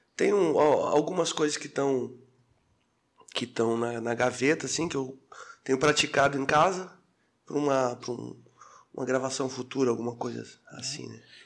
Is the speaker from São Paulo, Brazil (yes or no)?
no; Armazém, Santa Catarina, Brazil; moved away as an adult; now in Florianópolis, Brazil; eu sou de Armazém. Armazém próximo a Tubarão